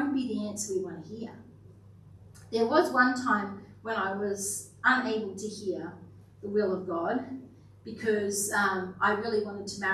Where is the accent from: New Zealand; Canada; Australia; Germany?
Australia; Kingaroy, Queensland; I grew up in Kingaroy, the peanut country, so quite familiar with peanuts.